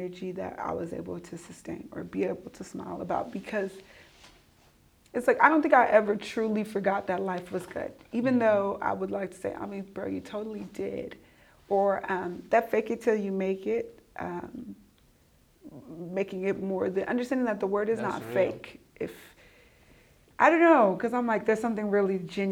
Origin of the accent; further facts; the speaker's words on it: United States; I grew up in the United States